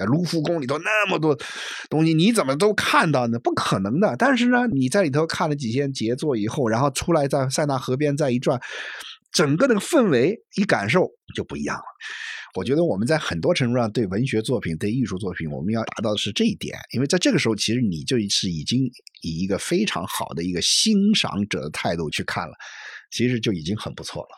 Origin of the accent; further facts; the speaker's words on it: China; 我们中国人是很聪明的啊